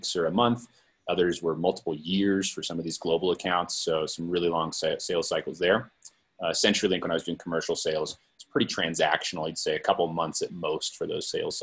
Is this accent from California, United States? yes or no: yes; Silicon Valley, California, United States; I was born and raised in the Silicon Valley